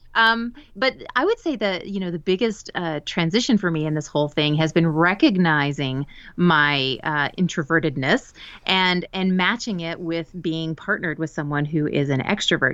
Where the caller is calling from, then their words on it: Spain; I am calling from Spain. We've been living here for about three years now